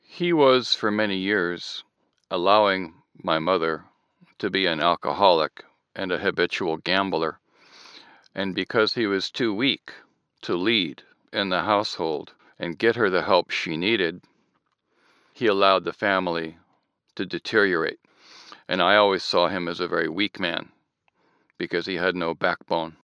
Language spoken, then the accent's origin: English; Southern California, United States; also born or lived in Michigan; I'm now in Southern California. I've been here since I was eight